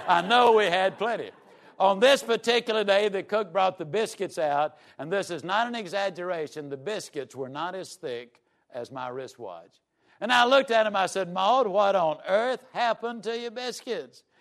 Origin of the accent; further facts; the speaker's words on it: Yazoo City, Mississippi, United States; I was raised down in Yazoo City, Mississippi.